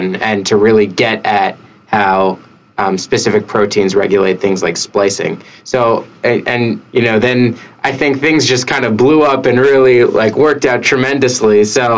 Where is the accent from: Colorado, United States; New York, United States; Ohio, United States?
New York, United States; As a New Yorker myself